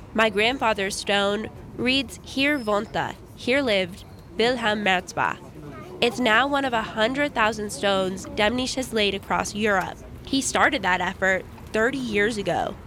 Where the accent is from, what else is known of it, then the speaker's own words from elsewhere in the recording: Los Angeles, California, United States; now in Jackson, United States; When I was growing up in Los Angeles